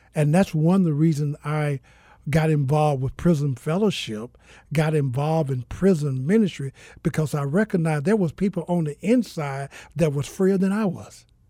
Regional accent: Mississippi, United States; also born or lived in Georgia; now in Phoenix, United States; I'm originally from Mississippi

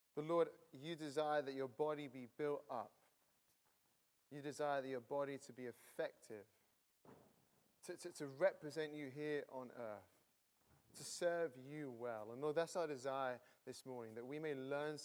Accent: near Manchester, North West England, United Kingdom; now in Cambridge, United Kingdom; I'm from Cambridge, not originally, originally from the north of England near Manchester. I've been in Cambridge for 9 years

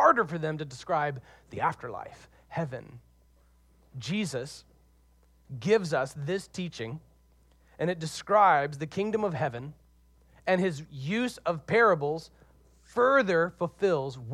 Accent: Deep South, United States; accent: Southern; now in Seattle, United States; I'm originally from the Deep South.

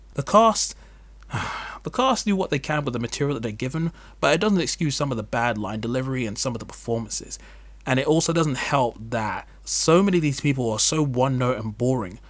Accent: England, United Kingdom; As an English person

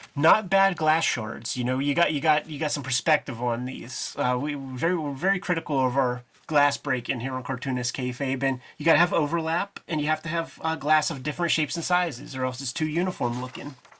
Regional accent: Homestead, Pennsylvania, United States; when I was a little dude growing up in Homestead

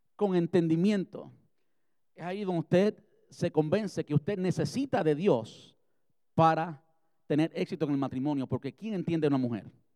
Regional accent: Cuba; moved away; Yo soy cubano

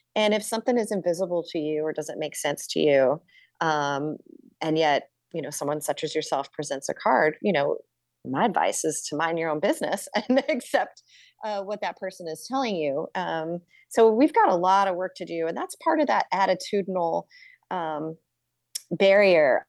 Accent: New York City, New York, United States; as a New Yorker

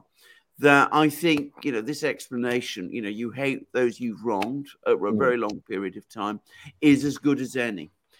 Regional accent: Greece; now in United Kingdom; I'm something of an outsider in British terms, because obviously I'm from Greece.

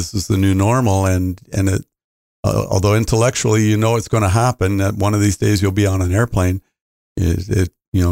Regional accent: Canada; as a Canadian

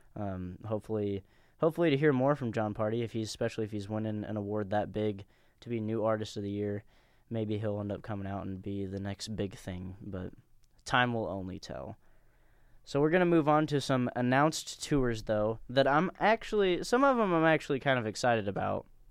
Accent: Danville, United States; we're all from Danville

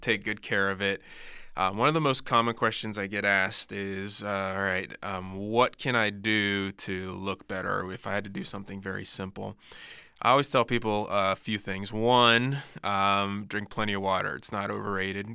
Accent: Florida, United States; growing up in Florida

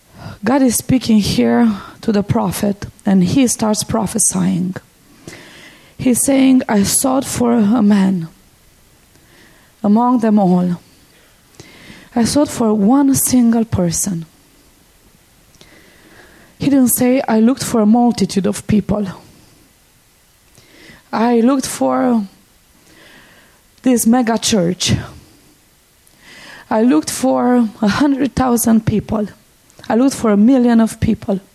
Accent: Cluj-Napoca, Transylvania, Romania; I was born and raised in Romania, in the part of Romania, in the western part of Romania that many people know as Transylvania. And we live right in the heart of Transylvania. That's where Cluj is, our city.

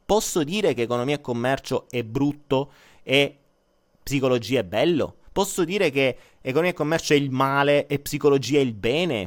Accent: Foggia, Apulia, Italy; io sono foggiano

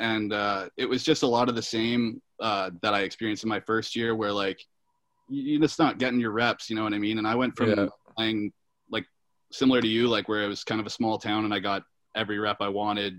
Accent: Georgetown, Ontario, Canada; I grew up in Georgetown, Ontario.

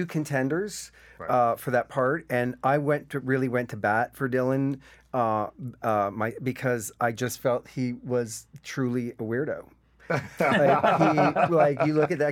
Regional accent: Sydney, Nova Scotia, Canada; moved away; also born or lived in Antigonish, Nova Scotia; I grew up in Sydney. It's funny because my big escape from Sydney was actually Annagin Ish

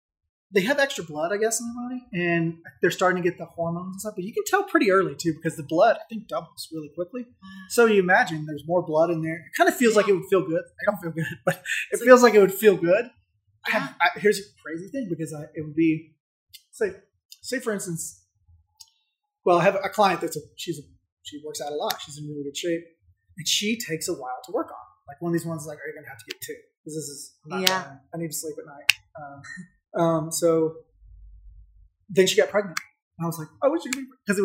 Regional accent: Saudi Arabia; also born or lived in Germany / Florida / Alabama / Indiana; now in United States; I was born in Germany, but then I grew up in Saudi Arabia. And then I moved to Northwest Florida, college in Alabama, Indiana, and I'm here.

